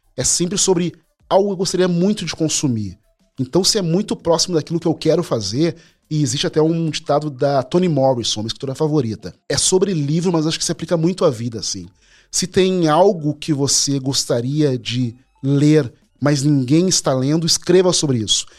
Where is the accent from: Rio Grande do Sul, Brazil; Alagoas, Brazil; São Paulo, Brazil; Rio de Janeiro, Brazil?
Rio Grande do Sul, Brazil; Porto Alegre; eu sou porto-alegrense, nasci na Rexinha, um bairro periférico